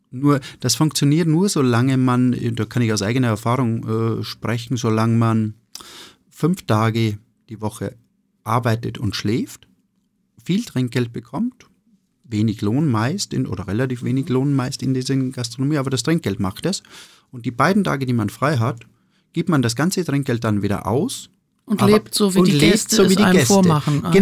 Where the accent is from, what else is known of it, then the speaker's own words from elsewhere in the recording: Hofkirchen, Styria, Austria; Also ich bin im Gasthof äh, groß geworden, im Gasthof meiner, meiner Mutter. Äh, in, in einem kleinen Dorf, das heißt Hofkirchen. Hofkirchen ist ein, ein 300 Einwohner-Dörfchen in der Oststeiermark.